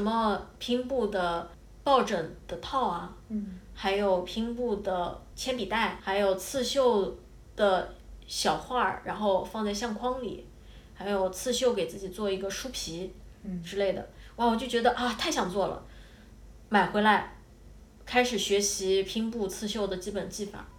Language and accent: Chinese; China; moved away as an adult; also born or lived in Scotland; now in Japan; 我作为一个中国人